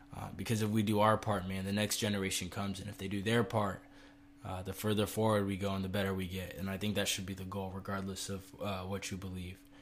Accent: United States; as American citizens and as people of this country

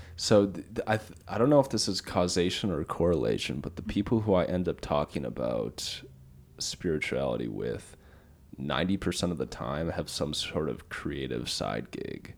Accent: Minnesota, United States; now in Texas, United States; I'm from Minnesota. I live down here in Texas.

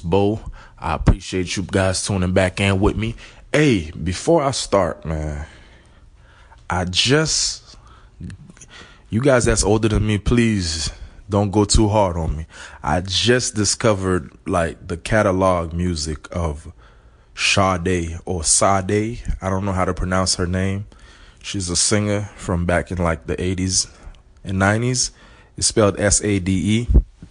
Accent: Miami, Florida, United States; also born or lived in Haiti; I grew up here in Miami. I was raised by my aunt and my uncle.

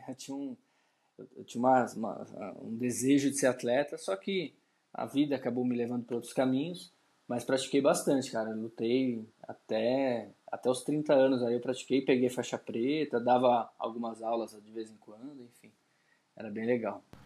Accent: São Paulo, Brazil; eu sou de São Paulo, sou nascido e criado aqui em São Paulo.

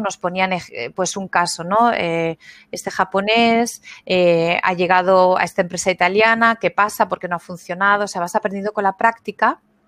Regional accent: Spain; moved away as an adult; also born or lived in Frankfurt; now in Germany; soy de España, pero mm, me vine de Erasmus hace 20 años aquí y aquí me quedé

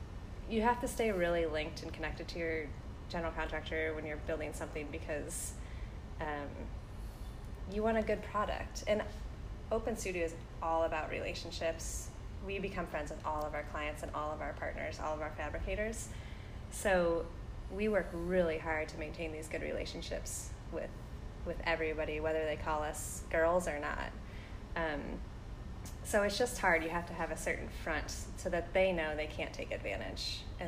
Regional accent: Midwest, United States; I grew up in the Midwest, and I have the mentality of, like, you take your cards that you're dealt, and you just deal with them.

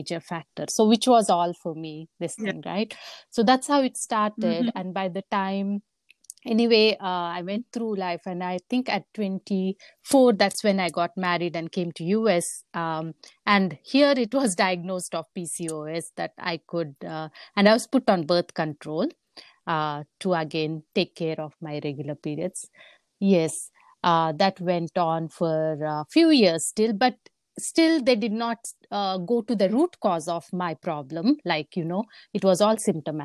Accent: India; moved away as an adult; also born or lived in Papua New Guinea; now in United States; I was born and brought up in India. And that's where I went to school

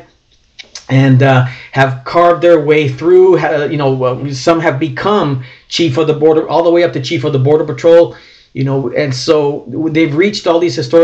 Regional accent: California, United States; I'm from California

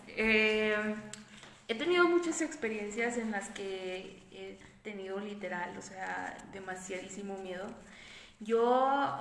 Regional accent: Monterrey, Nuevo León, Mexico; yo soy de Monterrey

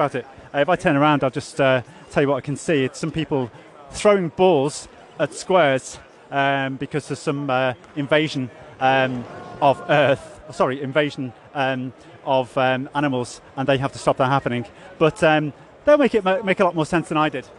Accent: Liverpool, North West England, United Kingdom; we're all from Liverpool, you know, we sort of know each other from Liverpool

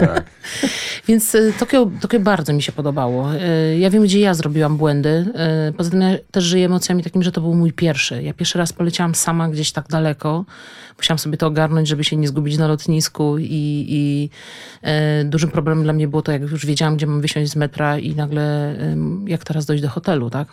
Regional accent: Kielce, Świętokrzyskie Voivodeship, Poland; pochodzimy oboje z Kielc

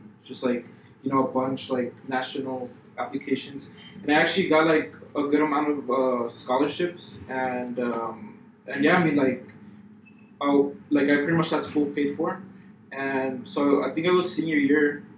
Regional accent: El Paso, Texas, United States; I was born and raised here in El Paso all my life

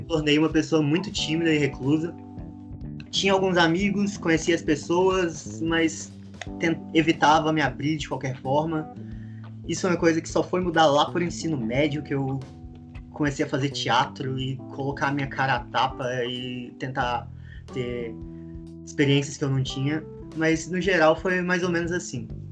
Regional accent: Rio de Janeiro, Brazil; moved away; also born or lived in Goiânia; eu nasci no Rio

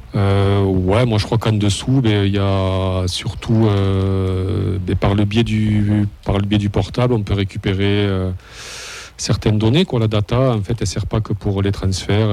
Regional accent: Toulouse, Occitania, France; je viens de Toulouse

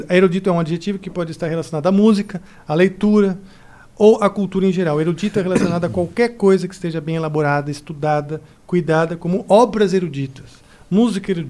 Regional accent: Brazil; nesse início nós chegamos como brasileiros, valorizando a nossa cultura, patriotas

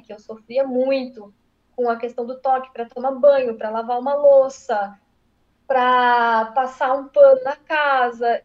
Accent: São Paulo, Brazil; now in Santa Catarina, Brazil; Eu sou paulista de nascimento, mas eu moro em Santa Catarina tem 13 anos

